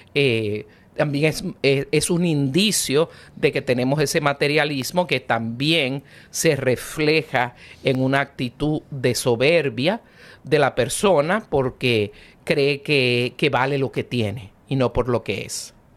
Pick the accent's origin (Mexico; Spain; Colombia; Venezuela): Venezuela; now in United States; yo soy bien venezolana